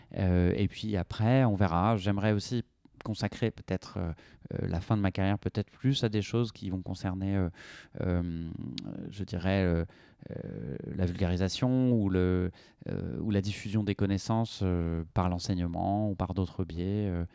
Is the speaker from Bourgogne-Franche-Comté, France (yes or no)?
no; Brittany, France; now in Toulouse, France; j'ai grandi en Bretagne